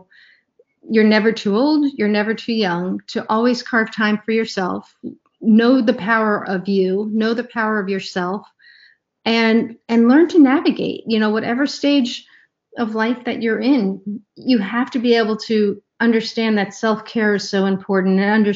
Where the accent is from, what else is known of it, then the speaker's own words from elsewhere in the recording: New York, United States; moved away as an adult; also born or lived in Ohio / Washington, D.C. area; I grew up in New York and then moved to Ohio for college and grad school